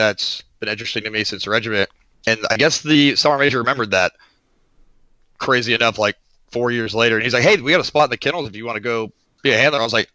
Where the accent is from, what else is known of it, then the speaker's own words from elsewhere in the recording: Oklahoma, United States; moved away as an adult; born and raised in Oklahoma.